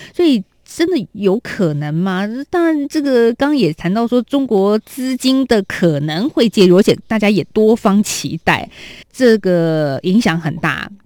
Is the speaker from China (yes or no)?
no; Taiwan; 体验一下我们台湾人所喜爱的月饼